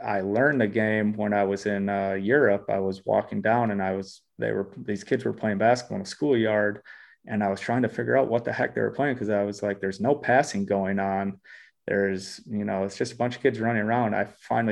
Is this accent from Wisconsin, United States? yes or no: yes; Black River Falls, Wisconsin, United States; moved away as an adult; also born or lived in Eau Claire, Wisconsin / Milwaukee, Wisconsin / Australia; now in Minneapolis, United States; the saucepan is the actual basketball court in my hometown